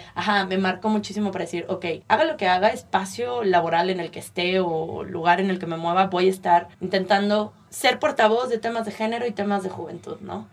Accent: San Luis Potosí, Mexico; moved away as an adult; also born or lived in Puebla; now in United States; yo soy de San Luis Potosí, pero estudié en la Universidad de las Américas Puebla

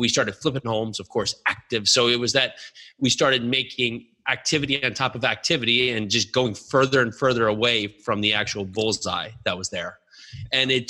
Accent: New Jersey, United States; Born and raised in New Jersey

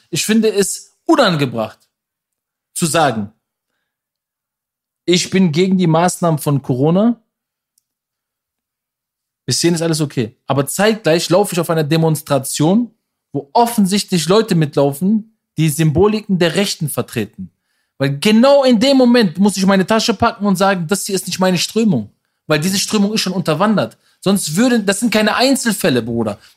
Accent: Berlin, Germany; Aber eine Million als Berliner von der Love Parade, diese, das war ja diese Stelle, wo die Love Parade früher war.

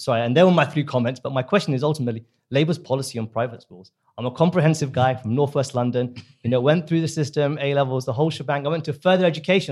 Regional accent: India; now in United Kingdom; I'm from the subcontinent. I'm from India

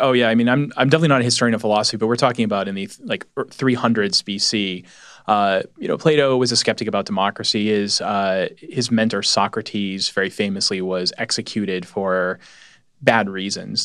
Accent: New England, United States; I'm from New England

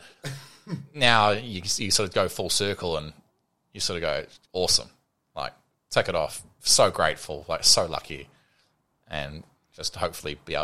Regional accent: New Zealand; a Kiwi

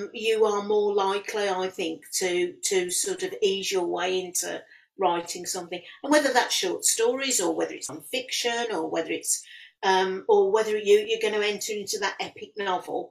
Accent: Walsall, West Midlands, United Kingdom; I was born and bred and born and brought up in Warsaw and in the Black Country, and from a family who were Black Country born and bred.

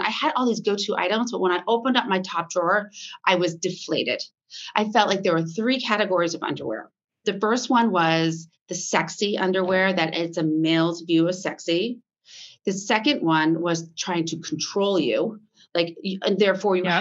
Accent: Vermont, United States; moved away as an adult; also born or lived in Boston / New York City; I grew up on a farm in Vermont

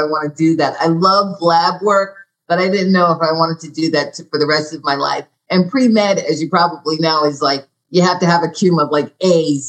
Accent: United States; moved away; also born or lived in New Jersey; I'm from New York and New Jersey

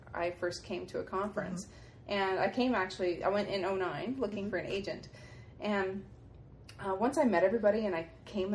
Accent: Halifax, Nova Scotia, Canada; I'm from Halifax in Nova Scotia, Canada

